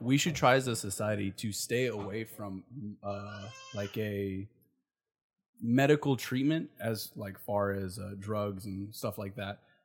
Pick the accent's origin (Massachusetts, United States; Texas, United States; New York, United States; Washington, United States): Washington, United States; Port Orchard; my hometown, Port Orchard